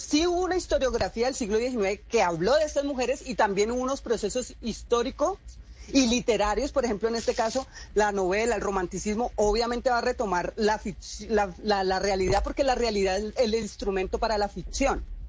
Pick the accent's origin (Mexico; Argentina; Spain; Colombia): Colombia; Cali, Valle del Cauca; yo vengo del distrito de Agua Blanca, yo vengo de un barrio que se llama Manuela Beltrán